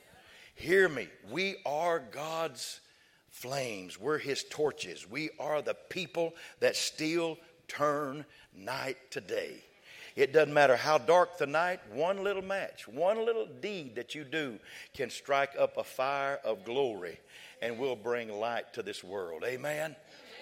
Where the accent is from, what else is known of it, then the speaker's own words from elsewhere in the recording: West Texas, United States; we was raised in West Texas